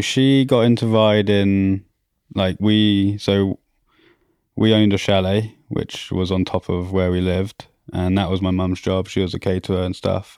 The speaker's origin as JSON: {"language": "English", "region": "Auvergne-Rhône-Alpes", "country": "France", "tie": "born or raised there", "also_born_or_lived": "Croydon, London, United Kingdom"}